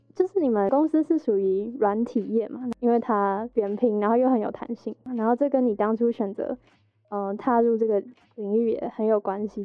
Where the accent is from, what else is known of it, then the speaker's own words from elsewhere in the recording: Hsinchu, Taiwan; 我是新竹人